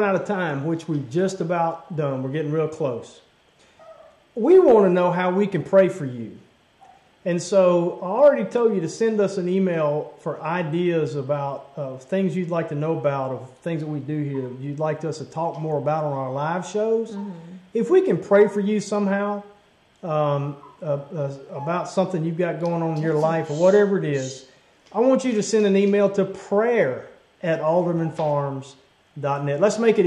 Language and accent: English; Bayou Pigeon, Louisiana, United States; I grew up fishing in Bayou Pigeon